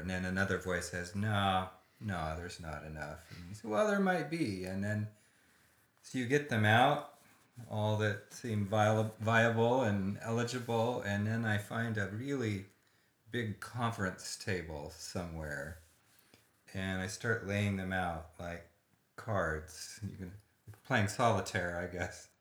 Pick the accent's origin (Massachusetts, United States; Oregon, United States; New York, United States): Oregon, United States; Corvallis; now in Santa Barbara, United States; I grew up in Corvallis, Oregon, in the Willamette Valley